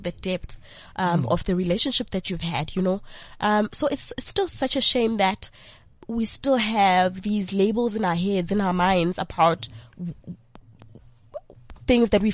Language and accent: English; Vosloorus, Gauteng, South Africa; In a township called Vosloorus.